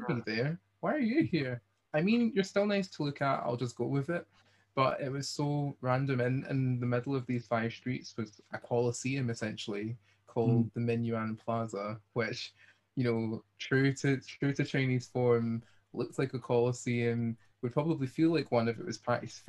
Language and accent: English; Hamilton, Scotland, United Kingdom; I'm from Hamilton, I'm from Glasgow area.